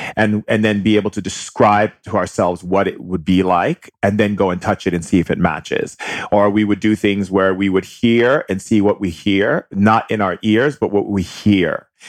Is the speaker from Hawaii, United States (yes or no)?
yes; Hawaii, United States; growing up in Hawaii